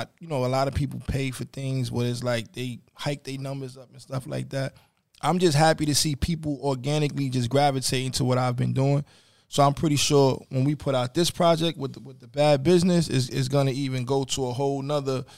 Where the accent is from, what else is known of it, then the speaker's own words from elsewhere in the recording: New York City, New York, United States; I'm originally from University. In 176. Well, then I moved over to Gleason and Pugsley by Castle Hill.